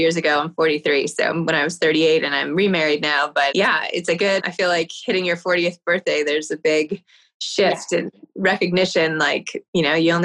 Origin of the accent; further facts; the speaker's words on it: New York City, New York, United States; having grown up in New York City